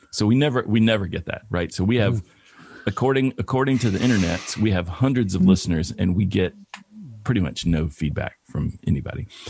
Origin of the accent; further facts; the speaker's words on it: Bristol, Tennessee, United States; moved away as an adult; also born or lived in Atlanta, Georgia; now in Los Angeles, United States; my hometown, Bristol, Tennessee